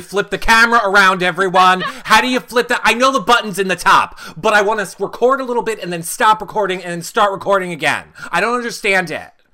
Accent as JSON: {"language": "English", "country": "United States", "said": "as an American"}